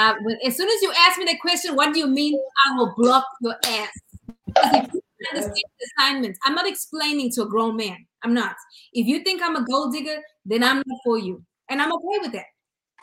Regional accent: United States; because I'm American

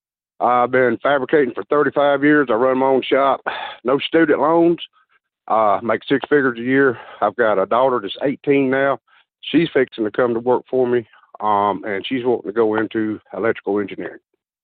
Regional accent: Tuscaloosa, Alabama, United States; I'm from Tuscaloosa, Alabama.

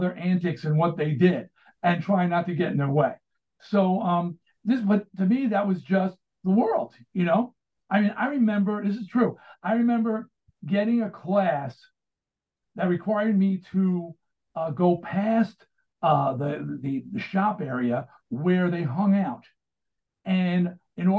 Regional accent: Baldwin, New York, United States; I grew up in Baldwin, Long Island

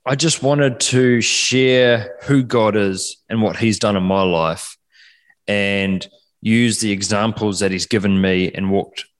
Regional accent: Takaka, Tasman, New Zealand; accent: Kiwi; now in Perth, Australia; I'm from a small place called Golden Bay in the top of the South Island of New Zealand

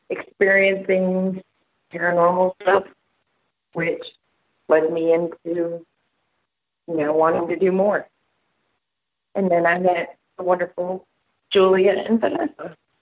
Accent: New York City, New York, United States; I am also originally from Staten Island, New York.

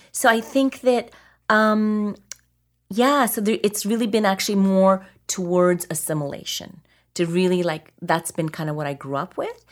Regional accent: Alberta, Canada; I grew up in Alberta

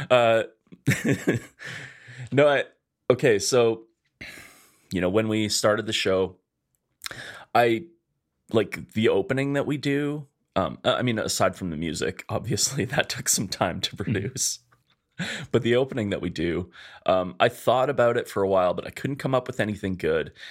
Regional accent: Edmonton, Alberta, Canada; born or raised there

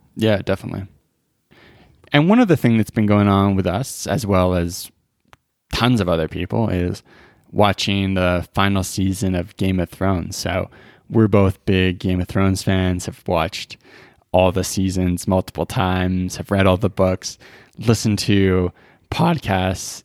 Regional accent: British Columbia, Canada; now in Alberta, Canada; I grew up in B C

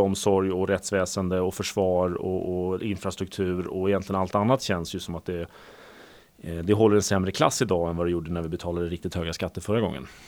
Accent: Sweden; vi är ju tyvärr då som svenskar ganska vana vid att betala hög skatt

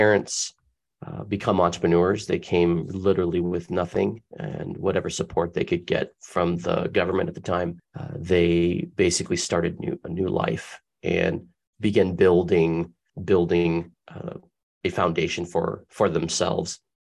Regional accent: Tempe, Arizona, United States; I was born and raised in Tempe, Arizona

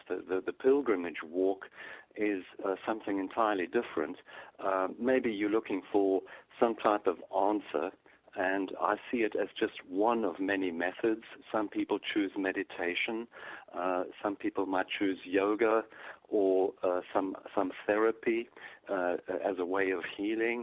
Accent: South Africa; I grew up in South Africa

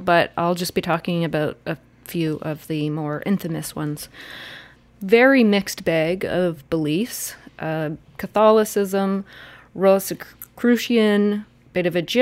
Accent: Ontario, Canada; I'm from Ontario.

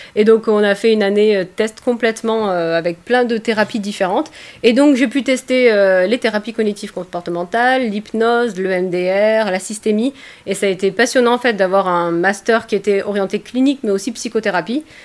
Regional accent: Provence-Alpes-Côte d'Azur, France; je viens des Alpes-Maritimes

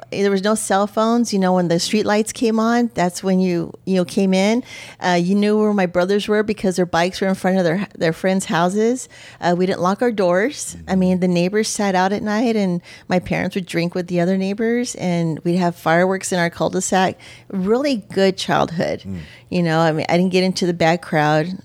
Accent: El Paso, Texas, United States; Um, I was in the city. We were very much city kids. Um, out of El Paso, Texas.

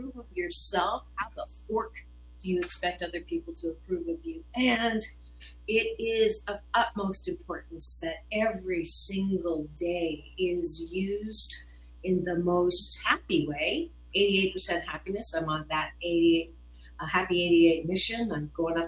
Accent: Canada; moved away; I was born in Canada.

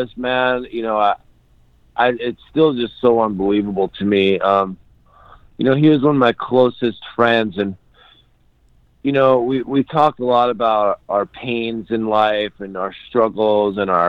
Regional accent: New York City, New York, United States; now in Los Angeles, United States; I grew up in New York City

